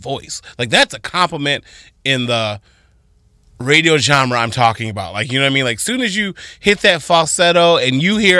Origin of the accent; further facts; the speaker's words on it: Toledo, Ohio, United States; I'm from Toledo